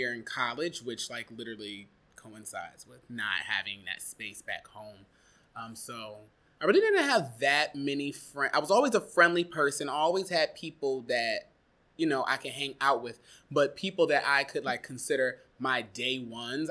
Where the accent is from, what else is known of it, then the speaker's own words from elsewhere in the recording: Warrensville Heights, Ohio, United States; moved away as an adult; also born or lived in Eastern Pennsylvania; now in New York, United States; I was born in Cleveland, Ohio. More specifically, a part of the greater Cleveland area, Warrensville Heights, Ohio